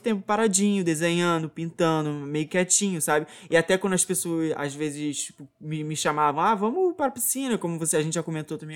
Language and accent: Portuguese; Muriqui, Rio de Janeiro, Brazil; toda a minha infância foi aqui em Muriqui, né, onde eu tô aqui atualmente